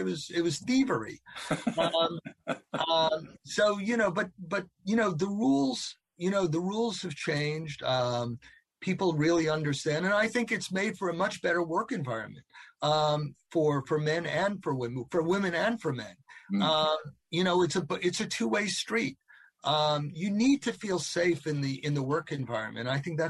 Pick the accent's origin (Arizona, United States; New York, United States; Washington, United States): New York, United States; growing up in New York